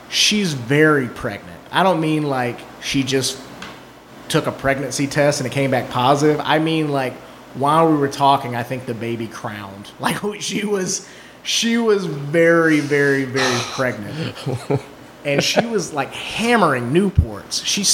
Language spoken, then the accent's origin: English; the South, United States; I grew up in the South and these are the shitty people that I knew in the South.